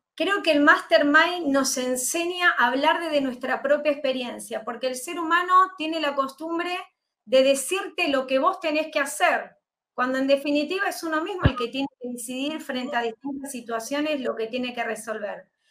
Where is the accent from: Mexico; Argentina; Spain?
Argentina; soy argentina, como bien decías, nací aquí en este país